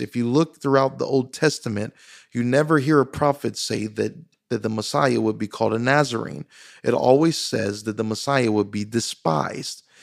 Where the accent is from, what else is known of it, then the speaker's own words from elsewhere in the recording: Louisiana, United States; me growing up in Louisiana, I didn't have, uh, close friends